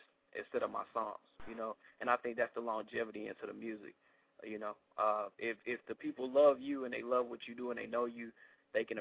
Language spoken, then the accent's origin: English; St. Louis, Missouri, United States; I'm from St. Louis, Missouri